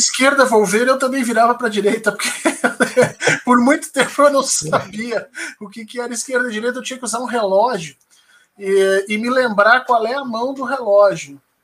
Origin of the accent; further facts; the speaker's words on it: Porto Alegre, Rio Grande do Sul, Brazil; moved away as an adult; now in Brasília, Brazil; Eu sou de Porto Alegre, do Rio Grande do Sul